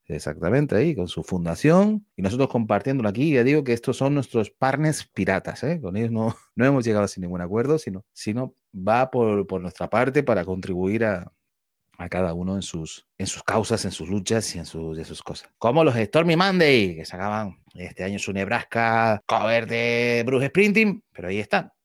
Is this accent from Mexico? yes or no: no; Spain; somos españoles